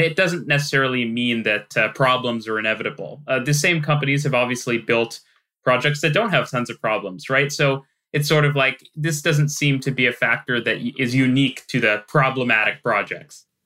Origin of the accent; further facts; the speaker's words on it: Vancouver, British Columbia, Canada; I I grew up in Vancouver